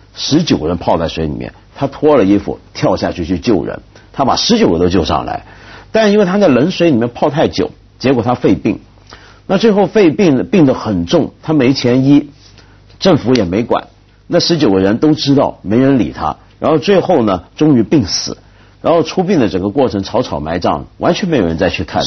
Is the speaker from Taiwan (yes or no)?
no; China; 我们中国人